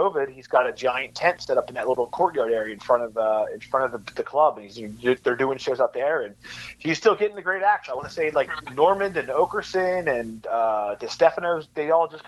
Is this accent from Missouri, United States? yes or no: no; Glassboro, New Jersey, United States; I'm a Jersey kid. I was, like I said, born in South Jersey, currently live in Central Jersey